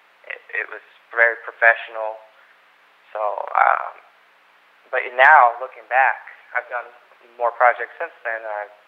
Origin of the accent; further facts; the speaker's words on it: Lewisville, Texas, United States; moved away as an adult; now in California, United States; I grew up in Lewisville, Texas, which is in Dallas